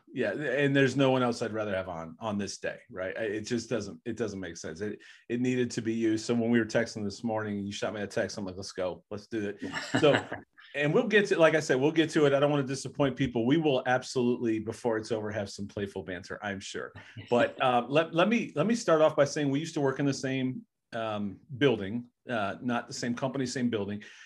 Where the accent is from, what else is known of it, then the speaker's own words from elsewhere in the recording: Bedford, Ohio, United States; I grew up in Bedford